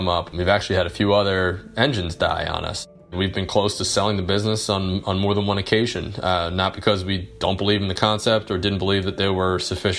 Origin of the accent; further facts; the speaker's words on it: New Jersey, United States; now in Phoenix, United States; I grew up in the Philly area, and there was a really great little Amish market in my hometown in South Jersey